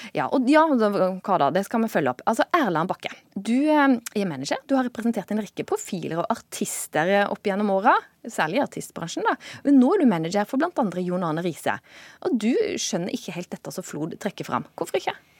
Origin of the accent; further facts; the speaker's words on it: Volda, Møre og Romsdal, Norway; jeg vokste opp i Volda